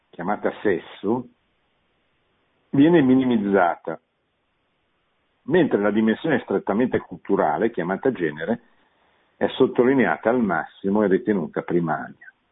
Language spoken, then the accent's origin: Italian; Milan, Lombardy, Italy; born there; eh, io sono nato a Milano, non è